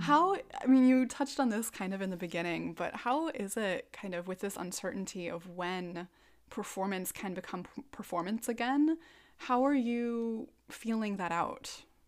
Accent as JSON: {"language": "English", "region": "Minnesota", "country": "United States", "tie": "born or raised there", "said": "I'm a Minnesotan"}